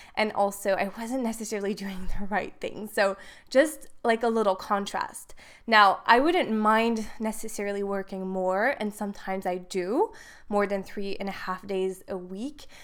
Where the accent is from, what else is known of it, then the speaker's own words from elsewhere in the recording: Switzerland; moved away as an adult; now in Dubai, United Arab Emirates; I am from Switzerland, but living in Dubai